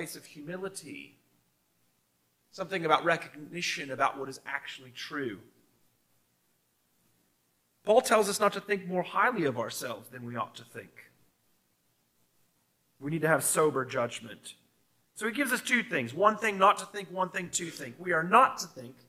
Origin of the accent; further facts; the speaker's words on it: United States; now in Australia; in my home country of America